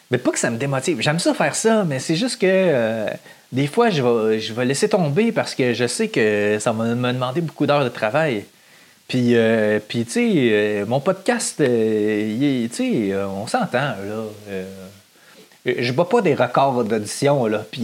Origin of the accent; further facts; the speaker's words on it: Saint-Lin-des-Laurentides, Quebec, Canada; Je viens de Saint-Lin-des-Laurentides